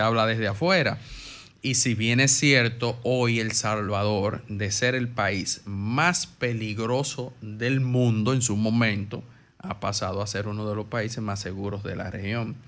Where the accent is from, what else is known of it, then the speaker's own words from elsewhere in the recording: Dominican Republic; como dominicano